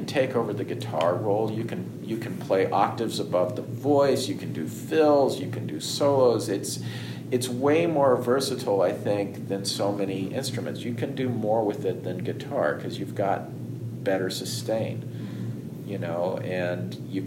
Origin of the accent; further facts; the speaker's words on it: outside of Houston, Texas, United States; moved away; also born or lived in New York; the area I grew up in outside of Houston